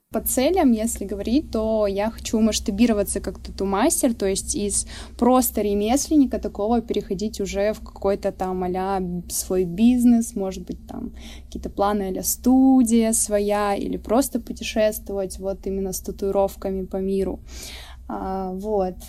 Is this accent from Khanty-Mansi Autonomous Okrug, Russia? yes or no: yes; Surgut, Khanty-Mansi Autonomous Okrug, Russia; экскурсии по моему родному городу исторические. Я из Сургута